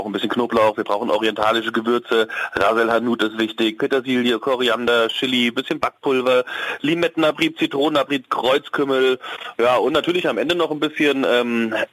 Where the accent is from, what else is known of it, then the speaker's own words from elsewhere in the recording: Hesse, Germany; Ja, du, ich bin, ich bin Hesse, da ist die Wurst auch immer wichtig, aber es geht auch mal ohne Wurst.